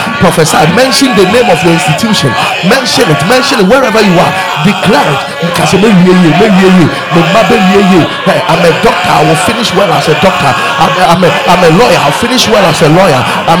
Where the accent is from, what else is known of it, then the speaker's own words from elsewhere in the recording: Ghana; I'm a Ghanaian. I'm in Ghana.